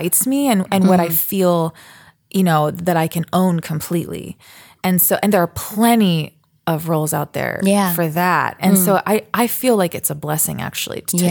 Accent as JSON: {"language": "English", "town": "Baltimore", "region": "Maryland", "country": "United States", "tie": "born or raised there", "said": "I grew up actually singing in the Peabody Children's Choir at Johns Hopkins in Baltimore. And that was like 11 years of my life"}